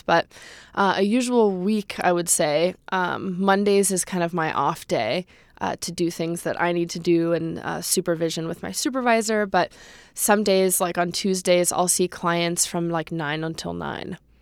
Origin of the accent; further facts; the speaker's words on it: Los Angeles, California, United States; I grew up in the San Fernando Valley, um, in Chatsworth